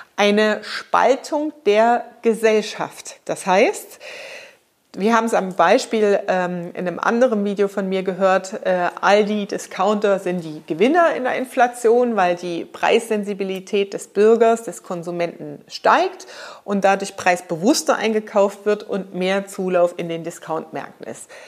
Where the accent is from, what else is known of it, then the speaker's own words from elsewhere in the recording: Germany; als Unternehmer für die nächsten Jahre bei uns in Deutschland